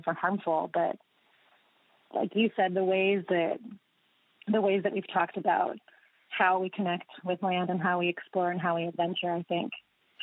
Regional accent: United States; in my life growing up in the United States

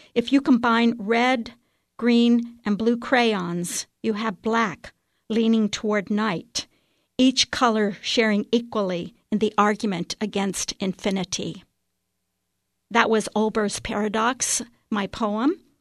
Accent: Waynesville, Ohio, United States; I'm from Waynesville, Ohio

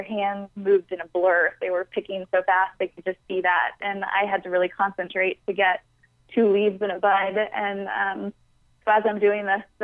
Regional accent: Atlanta, Georgia, United States; Atlanta, which is my hometown

